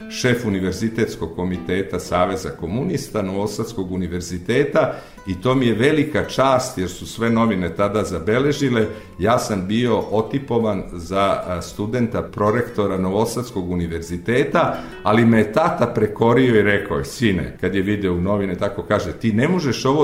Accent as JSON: {"language": "Croatian", "town": "Bijeljina", "region": "Republika Srpska", "country": "Bosnia & Herzegovina", "tie": "born there", "also_born_or_lived": "Valjevo / Podgorica / Pljevlja", "said": "moja mama je otišla u svoju rodnu Bijeljinu. Tamo se porodila i meni u krštenici piše da sam rođen u Bijeljini, iako sam tamo bio samo dve nedelje dok mama nije osnažila i dok se nismo"}